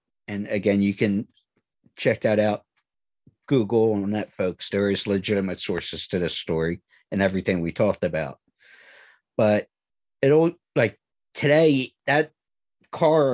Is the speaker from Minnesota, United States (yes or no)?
no; Philadelphia, Pennsylvania, United States; I'm from the Philadelphia area.